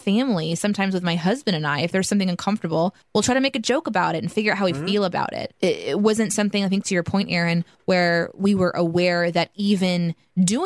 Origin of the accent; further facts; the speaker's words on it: Midwest, United States; I grew up in the Midwest, so there's just white people everywhere